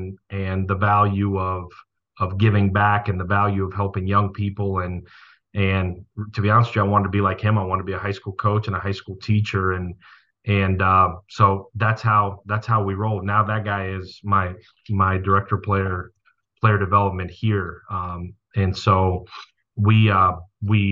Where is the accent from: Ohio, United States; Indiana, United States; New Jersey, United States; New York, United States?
New York, United States; New York City; moved away; growing up in Brooklyn, you play football in the schoolyard.